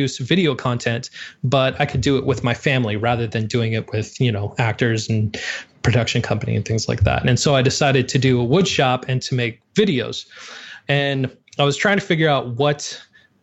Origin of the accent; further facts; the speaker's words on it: Montana, United States; I grew up in Montana